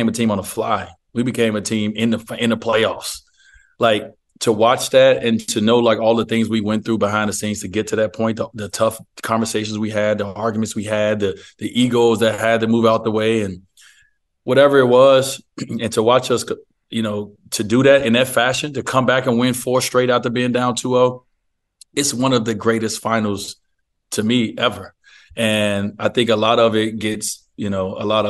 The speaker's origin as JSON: {"language": "English", "country": "United States", "said": "As an American, I'm the minority as an American"}